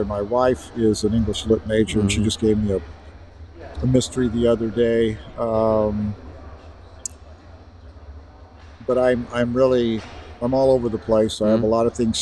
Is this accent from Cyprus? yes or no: no; Central Valley, California, United States; I grew up in the Central Valley